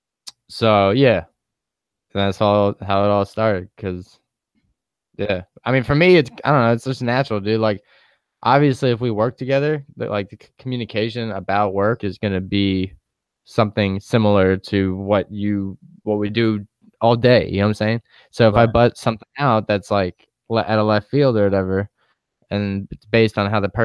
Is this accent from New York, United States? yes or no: yes; New York, United States; moved away; being back home in New York